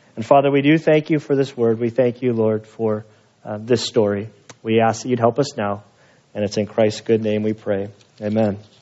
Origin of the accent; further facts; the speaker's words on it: Salinas Valley, Monterey, California, United States; I'm from the Salinas Valley, Monterey, where Steinbeck came from